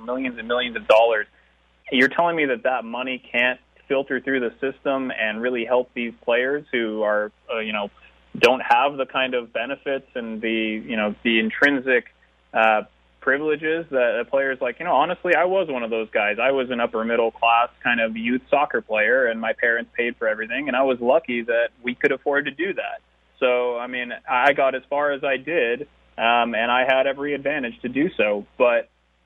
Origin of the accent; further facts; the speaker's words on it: Alaska, United States; also born or lived in Romania; I grew up mostly in Alaska, where I started school